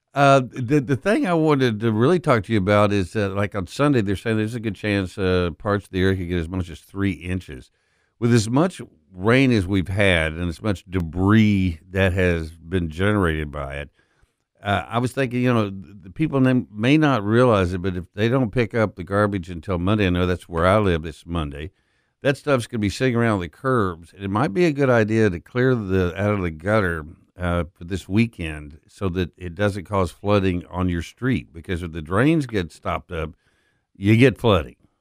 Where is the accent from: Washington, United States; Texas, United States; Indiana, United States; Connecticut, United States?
Texas, United States; Permian Basin, West; moved away as an adult; also born or lived in Dallas, Texas; now in Memphis, United States; I grew up in the Permian Basin in West Texas